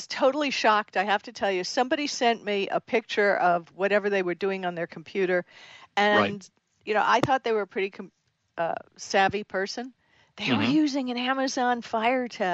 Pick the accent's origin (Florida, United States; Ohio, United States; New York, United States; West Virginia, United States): Florida, United States; I grew up in Florida